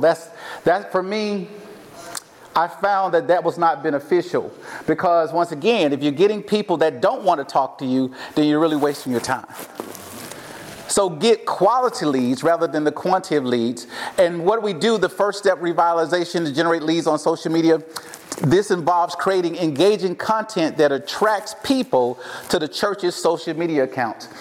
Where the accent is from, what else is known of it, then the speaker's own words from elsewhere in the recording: Mississippi, United States; accent: southern twang; moved away as an adult; now in Portland, United States; I am from Mississippi hence my little southern twang here.